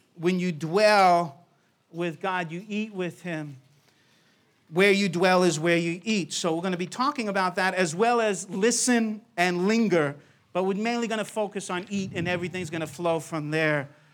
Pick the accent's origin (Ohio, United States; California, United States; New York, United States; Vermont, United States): New York, United States; I grew up in New York